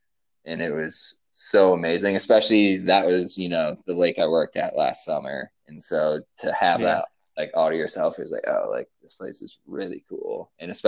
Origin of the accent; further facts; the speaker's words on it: Maine, United States; moved away; I grew up in Maine, back in the Northeast, and like lived in probably a medium-sized town there. It's probably like 6 or 7,000 people, so like not big but not small.